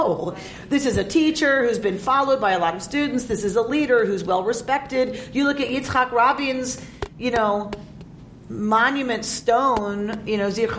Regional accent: Atlanta, Georgia, United States; now in Los Angeles, United States; Where I grew up in Atlanta, all the stuff that used to be wooded and green are now strip malls and asphalt.

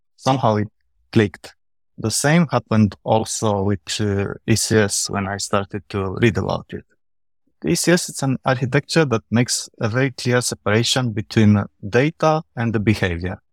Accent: Romania; now in Vienna, Austria; I'm originally from Romania. I'm living in Vienna, in Austria.

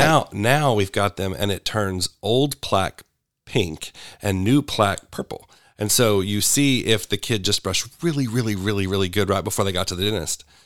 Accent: Sherwood, Arkansas, United States; also born or lived in Little Rock, Arkansas / Kansas; So, I was born in Little Rock. I spent my early years in Kansas, and then we moved back when I was in junior high. So, I'm pretty much a Sherwood boy.

